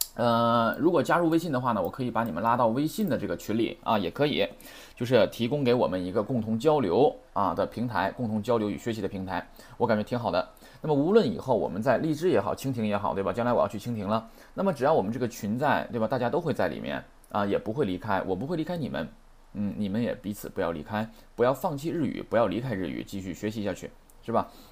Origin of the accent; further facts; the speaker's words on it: China; 我们中国人